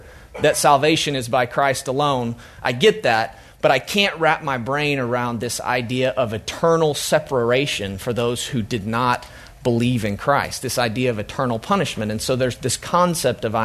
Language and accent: English; Oklahoma, United States; I'm from Oklahoma